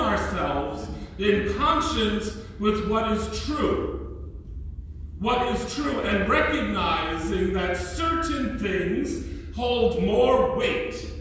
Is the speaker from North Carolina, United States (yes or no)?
no; New York, United States; I'm a New Yorker